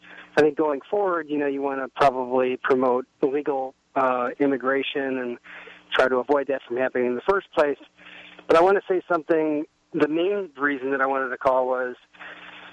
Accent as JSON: {"language": "English", "town": "Chicago", "region": "Illinois", "country": "United States", "tie": "born or raised there", "said": "I grew up in Chicago"}